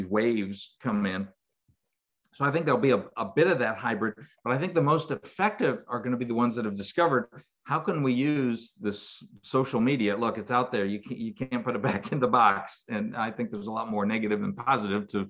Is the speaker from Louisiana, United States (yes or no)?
no; New York, United States; moved away as an adult; also born or lived in Syracuse, New York / Mobile, Alabama / Mississippi; now in Alabama, United States; In New York, where I grew up